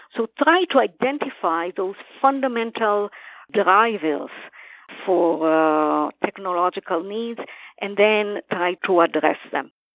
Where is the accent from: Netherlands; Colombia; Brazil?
Brazil; moved away; also born or lived in Israel; I was born in Israel, but I grew up in Brazil